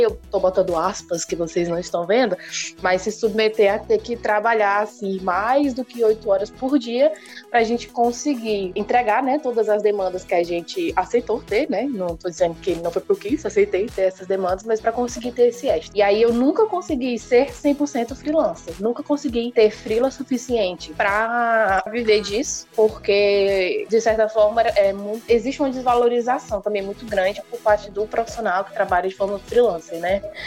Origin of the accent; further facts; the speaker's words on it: Fortaleza, Ceará, Brazil; Eu sou cearense, hum. né? Uhum. Nascida e criada em Fortaleza